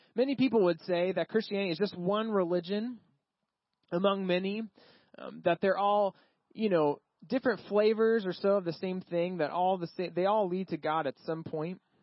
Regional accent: Texas, United States; moved away; I grew up in Texas.

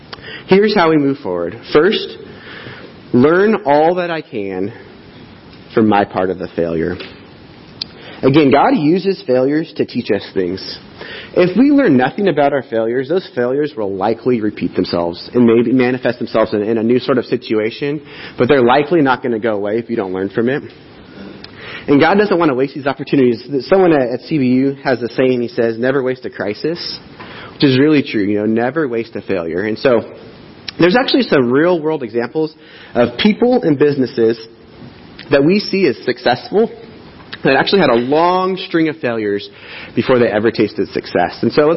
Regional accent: Riverside, United States; Many years ago, I had moved off to college, born and raised in Riverside. I went off to college right out of high school.

